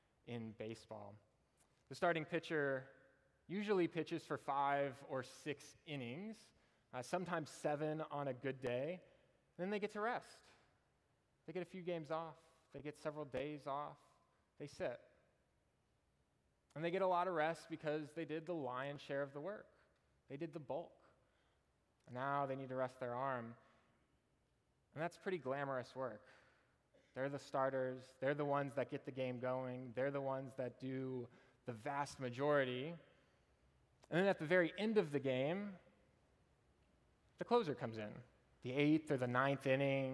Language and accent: English; Austin, Texas, United States; also born or lived in Nacogdoches, Texas; I was born and raised in Austin